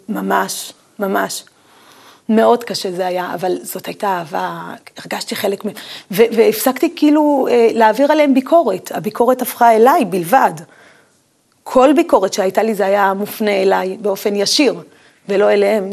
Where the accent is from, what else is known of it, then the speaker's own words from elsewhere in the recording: Tiberias, Northern District, Israel; גדלתי בחדר וחצי, חדר קטן וחצי, אה, ולא רחוק ממני היה הקבר של רבי עקיבא